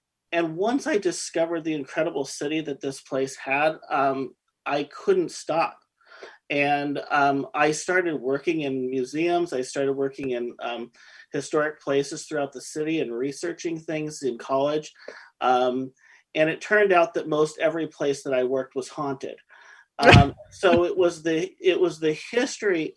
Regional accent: Oregon City, Oregon, United States; I grew up in Oregon City

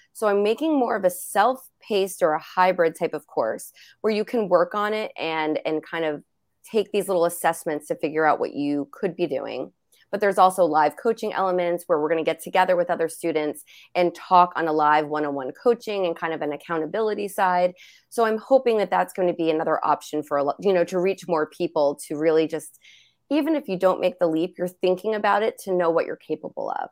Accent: New Jersey, United States; I'm from New Jersey, half Italian

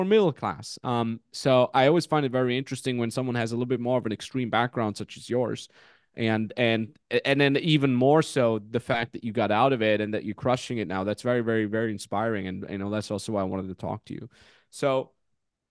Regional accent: Austria; We grew up in the Austrian Alps. But I'll say Salzkammergut

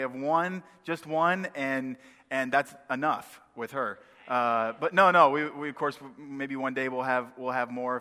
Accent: Maine, United States; moved away; also born or lived in northwest Indiana; I am from the north originally. I grew up in Maine.

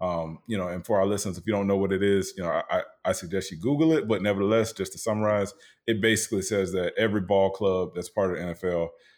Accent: the South, United States; Yeah, like, I'm from the South, dog.

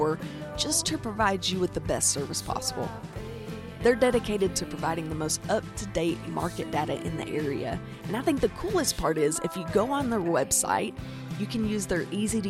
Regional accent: Arkansas, United States; accent: Southern; I'm from the South. I'm from Arkansas, in case you can't hear the cornbread in my accent

